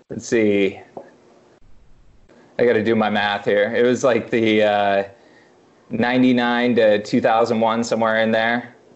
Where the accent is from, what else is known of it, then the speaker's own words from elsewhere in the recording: Madrid, Iowa, United States; moved away; also born or lived in Kansas City; I grew up in Madrid, Iowa, which is this tiny town